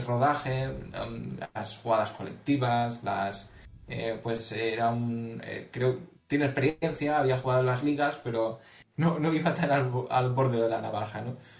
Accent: Valencia, Valencian Community, Spain; soy un jugador de Valencia

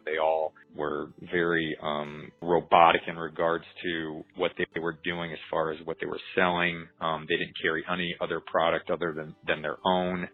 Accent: United States; I grew up in the Quad Cities

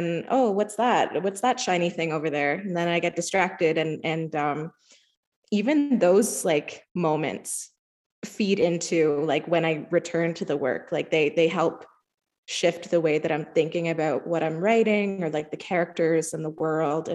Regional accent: Walpole Island First Nation, Ontario, Canada; also born or lived in Toronto; I come from the Kedronong Territory, Walpole Island First Nation, but I spend a lot of time in Toronto

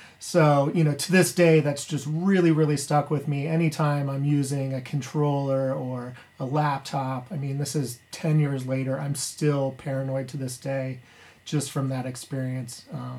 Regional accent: Columbus, Ohio, United States; This is Mr. Shifter. I'm a DJ from Columbus, Ohio, and I'll share with you my worst gig story.

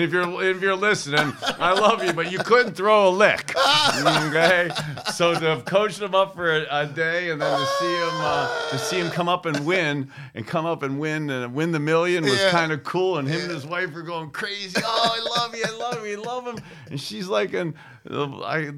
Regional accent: Ohio, United States; Being a boy growing up in Ohio

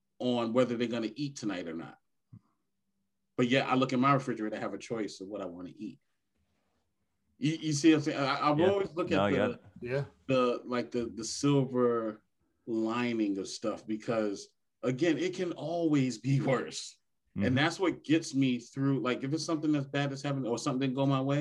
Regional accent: New York, United States; as a little kid, like growing up in New York with the Wall Street people

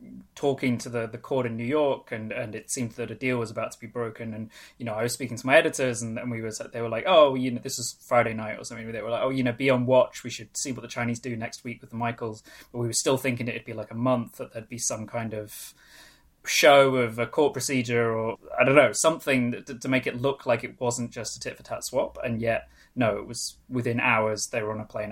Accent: Anglesey, North Wales, United Kingdom; first language Welsh; English is a second language; moved away; I'm actually from the UK. I grew up in Ynysmon in North Wales

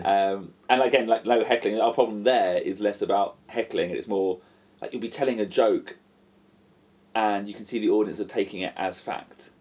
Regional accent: United Kingdom; now in Japan; I'm British

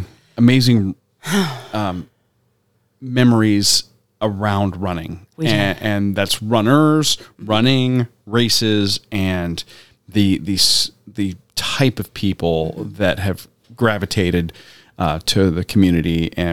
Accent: Tampa, Florida, United States; And we got to go back to the Tampa Beer Run from my mm-hmm home, my hometown.

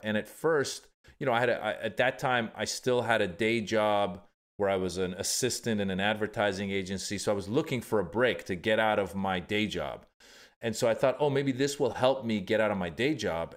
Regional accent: Northern California, United States; also born or lived in Iran; I was born in Iran, grew up in Northern California

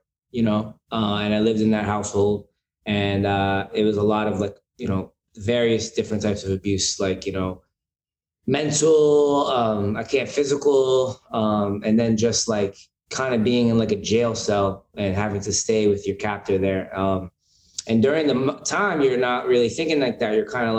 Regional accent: Pennsylvania, United States; moved away as an adult; also born or lived in Bronx, New York; now in New York, United States; So I was born in the Bronx. I lived in New York till I was like 5 or 6. I can't really remember. And then I moved to Pennsylvania during like that time, around 6 years old to like I was about 18 or 19.

